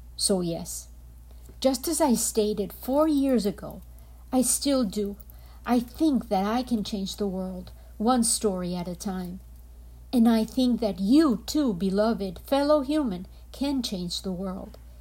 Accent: Colombia; I am from Colombia

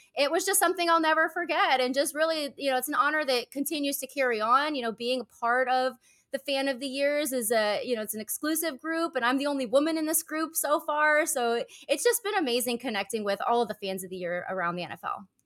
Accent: Easton, Pennsylvania, United States; moved away as an adult; also born or lived in Philadelphia, Pennsylvania; now in Naples, United States; we grew up in Pennsylvania

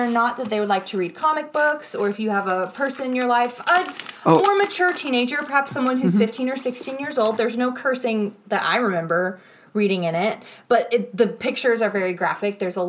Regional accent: the South, United States; I'm from the South.

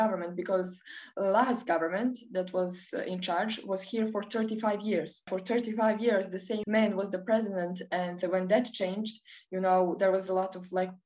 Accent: Podgorica, Montenegro; I'm 19, and I'm from Podgorica, which is the capital of Montenegro

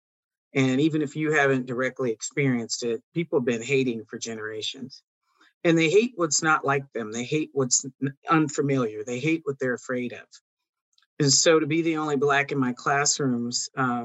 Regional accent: Oroville, California, United States; My father pastored for 47 years up in my hometown of Oroville

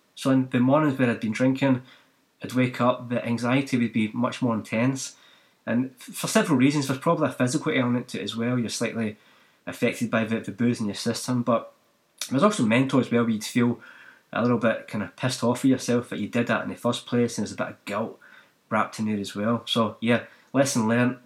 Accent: Glasgow, Scotland, United Kingdom; now in New Zealand; I didn't grow up in New Zealand, I grew up in Scotland and Glasgow

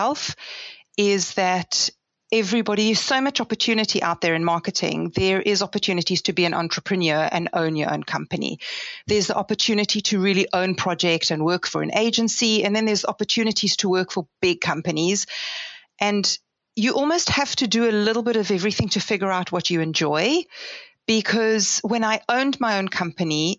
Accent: South Africa; also born or lived in Israel; now in United Kingdom; I was born in Israel, but I moved to South Africa when I was 8 years old. So I consider myself quite South African. Grew up in South Africa, went to school in South Africa

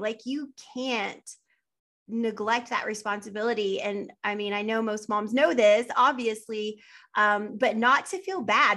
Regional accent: West Texas, United States; I am from West Texas

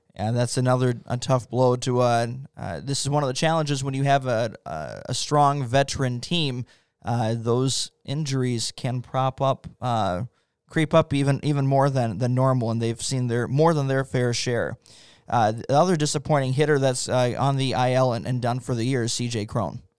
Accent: St. Petersburg, Florida, United States; now in Wisconsin, United States; I grew up in Saint Petersburg, Florida

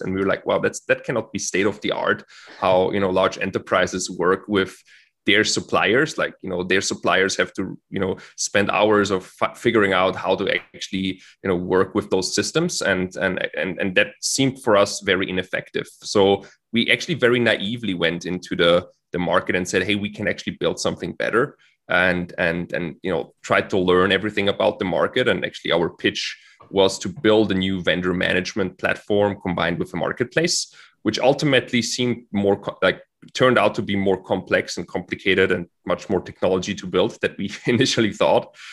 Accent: Austria; moved away as an adult; also born or lived in Florida / Switzerland; as I'm from Austria

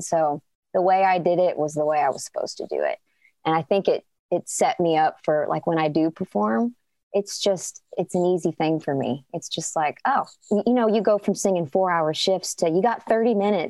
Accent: Chicago, Illinois, United States; Yeah, my hometown, Chicago.

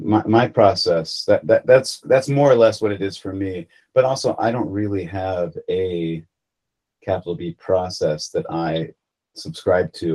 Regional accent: United States; as an American

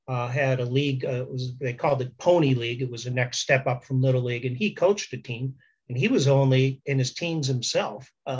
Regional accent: Lowell, Massachusetts, United States; when I told people I was from Lowell

